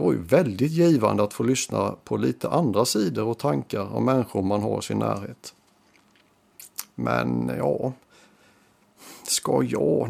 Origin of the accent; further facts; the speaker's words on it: Sweden; har en gång i tiden vuxit upp i Rustnäs